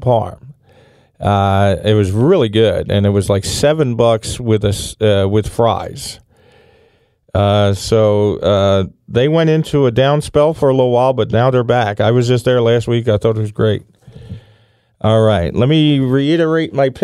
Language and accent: English; United States; I'm from Port Richmond.